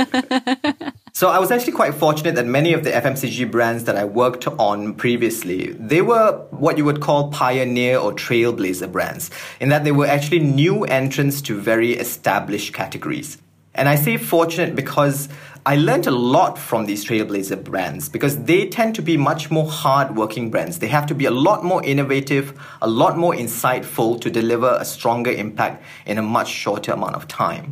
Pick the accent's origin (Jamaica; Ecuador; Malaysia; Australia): Malaysia; So I'm born and bred in Malaysia